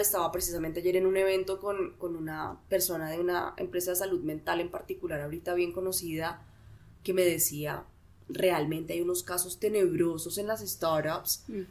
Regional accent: Bogotá, Colombia; yo soy administradora de empresas, soy de Bogotá, tengo 33 años

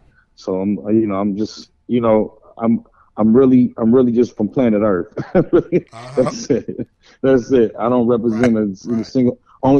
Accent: Oklahoma City, Oklahoma, United States; also born or lived in New York City / Austin; now in Dallas, United States; I'm originally from Oklahoma City, is where I was born and kind of and mostly raised.

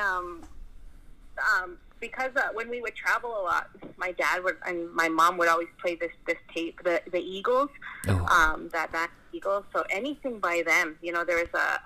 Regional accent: Canada; also born or lived in British Columbia; I grew up here in Plains Cree country where my dad's from

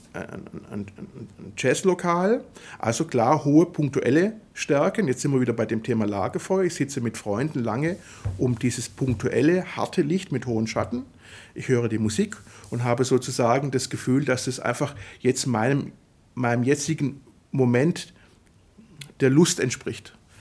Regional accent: Swabia, Germany; also born or lived in Italy; weil es als Schwabe schwierig ist auszusprechen, als italienischer Schwabe

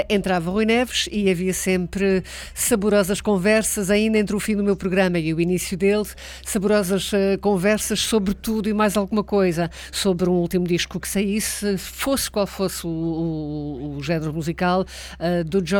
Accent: Angola; pois eu também sou de Angola

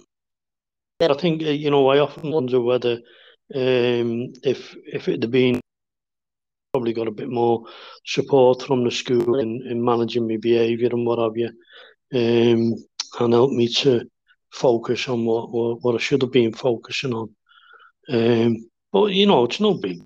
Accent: Kirkby, North West England, United Kingdom; I grew up in Kirby, West Vale

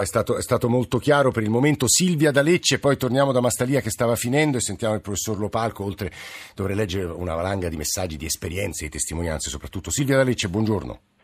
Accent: Rome, Lazio, Italy; ora le parlo da Roma e come romano

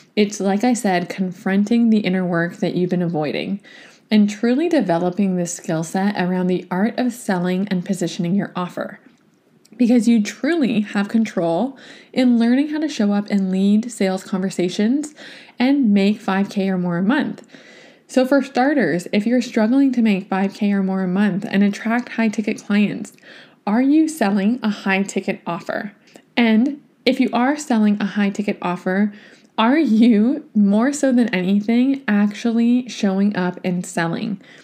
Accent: Toronto, Ontario, Canada; now in Vancouver, Canada; my hometown in Toronto to get to visit my niece, to see my family

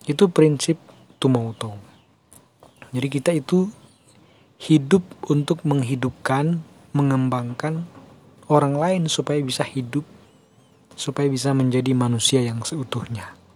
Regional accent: North Sulawesi, Indonesia; tentu kita sebagai orang Mal Minahasa, orang Malesung, umat Malesung harus menghindari hal-hal seperti itu.

